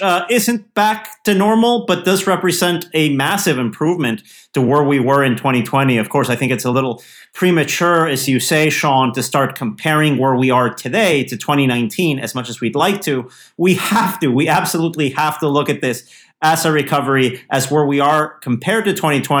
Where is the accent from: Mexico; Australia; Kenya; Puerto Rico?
Mexico; now in United States; I was back for the first time since 2019 in my hometown in Mexico